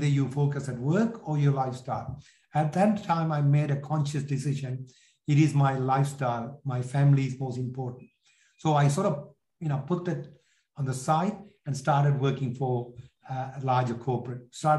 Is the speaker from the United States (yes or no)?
no; Sri Lanka; English is a second language; moved away as an adult; also born or lived in London, United Kingdom; So if you get it from my accent, which is sort of lost over a period of time, I'm originally from Sri Lanka. I was born in Sri Lanka, left at the age of 18 after finishing my secondary school, and went to London, did my degree there